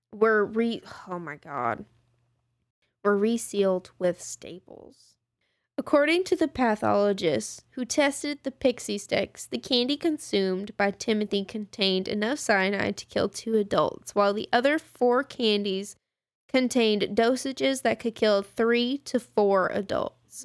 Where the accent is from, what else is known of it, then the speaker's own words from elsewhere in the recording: Texas, United States; we're from Texas